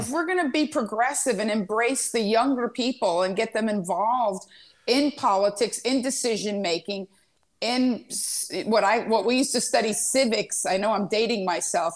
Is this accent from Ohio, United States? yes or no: no; Miami, Florida, United States; moved away; I grew up in Miami